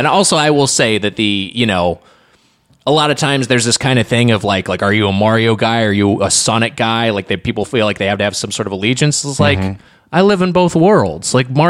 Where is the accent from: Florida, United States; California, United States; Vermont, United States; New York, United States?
California, United States; I'm from Southern California.